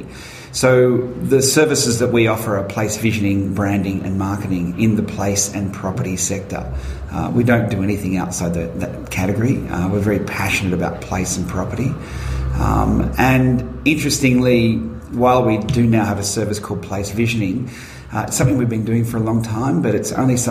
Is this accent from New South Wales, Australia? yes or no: no; Werribee, Victoria, Australia; also born or lived in Wangaratta, Victoria; when I was growing up in Werribee